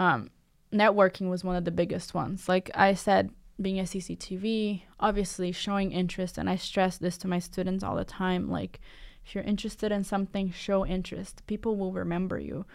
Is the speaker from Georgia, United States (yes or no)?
no; Cambridge, Massachusetts, United States; I grew up in Cambridge, uh, Massachusetts